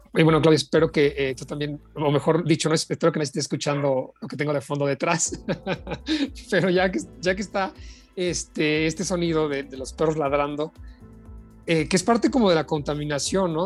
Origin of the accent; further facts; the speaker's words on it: Mexico; aquí en nuestro país